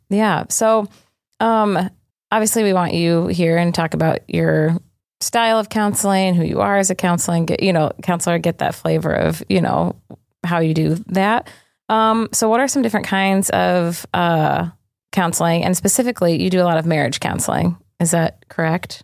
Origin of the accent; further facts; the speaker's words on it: New Hampshire, United States; I'm from New Hampshire